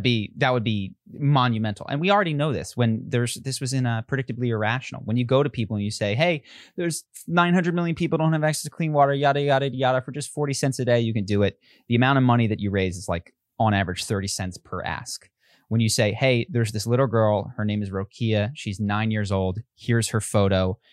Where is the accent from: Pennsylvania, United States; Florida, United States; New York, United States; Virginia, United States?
Pennsylvania, United States; I live, I grew up in Pennsylvania.